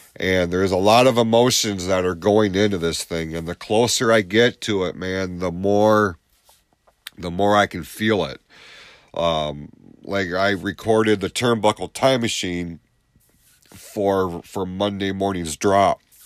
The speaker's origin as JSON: {"language": "English", "town": "Lapeer", "region": "Michigan", "country": "United States", "tie": "born or raised there", "said": "this is my hometown."}